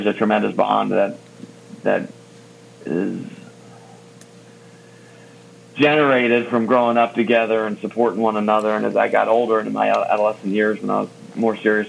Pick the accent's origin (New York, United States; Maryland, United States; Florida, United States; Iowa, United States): Maryland, United States; Rockville; also born or lived in Washington, D.C.; I was born in Washington, D.C. and grew up in Rockville, Maryland